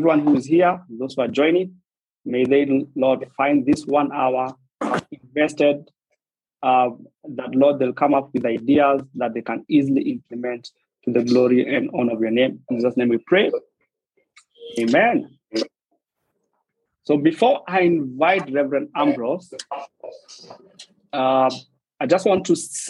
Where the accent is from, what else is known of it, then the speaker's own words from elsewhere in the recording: Nairobi, Kenya; English is a second language; I was born a kilometer from a slum. So I was born in Isili. Then we have the road, Juja Road. The other side of the road is Mathare.